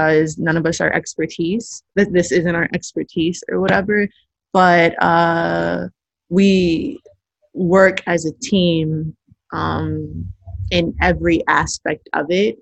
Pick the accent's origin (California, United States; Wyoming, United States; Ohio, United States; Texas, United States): California, United States; Los Angeles; I'm from South Central. My family, maternal and paternal sides, have been here via the Great Migration since the 1924.